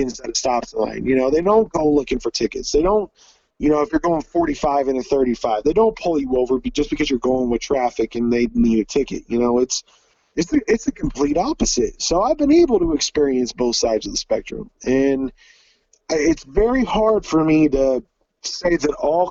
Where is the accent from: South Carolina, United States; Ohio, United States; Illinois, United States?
Ohio, United States; Troy; also born or lived in Pickwell, Ohio / New Bremen, Ohio; I grew up in Troy, Ohio, but I live in Pickwell, Ohio